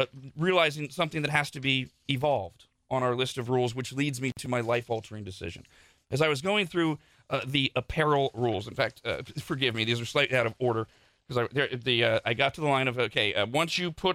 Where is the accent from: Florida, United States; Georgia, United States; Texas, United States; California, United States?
California, United States; Bay Area; now in Las Vegas, United States; I grew up in the Bay Area.